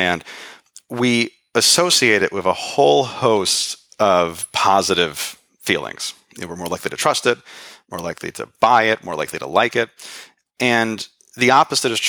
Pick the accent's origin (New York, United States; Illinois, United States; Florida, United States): New York, United States; New York City; as a New Yorker